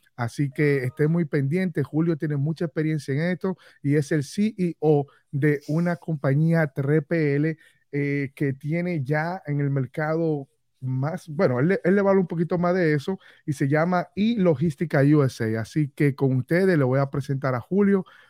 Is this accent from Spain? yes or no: no; Dominican Republic; now in Orlando, United States; quiero irme a vivir a mi país natal, a República Dominicana